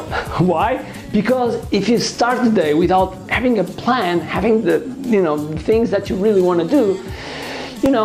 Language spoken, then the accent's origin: English; Portugal; English is a second language; I'm from Portugal, and I consider myself as a world citizen